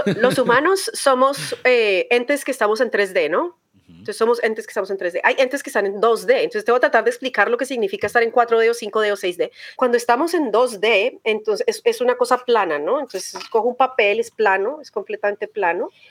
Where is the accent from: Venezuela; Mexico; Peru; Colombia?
Colombia; Bogotá; accent: rolo; moved away as an adult; now in United States; yo crecí en Colombia, nací crecí en Colombia, en Bogotá